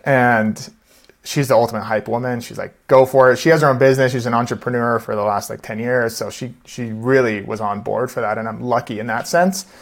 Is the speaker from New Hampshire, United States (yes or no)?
no; Seattle, Washington, United States; also born or lived in New York / San Diego / Austin, Texas; now in Denver, United States; we're from Seattle originally.